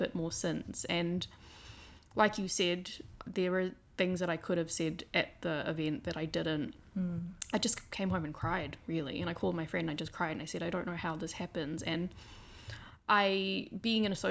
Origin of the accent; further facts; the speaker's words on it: New Zealand; moved away; also born or lived in Malaysia; born in New Zealand, spent time in Malaysia